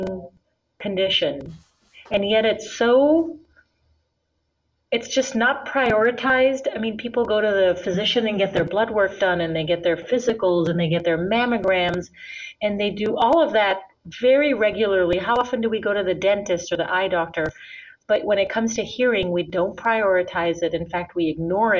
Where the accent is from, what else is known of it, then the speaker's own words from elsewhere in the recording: India; moved away as an adult; also born or lived in Minnesota, United States; now in United States; And then I also grew up in India. My father's from India. I was born here in the United States in Minnesota. But when I was 5, I went to live in India for 13 years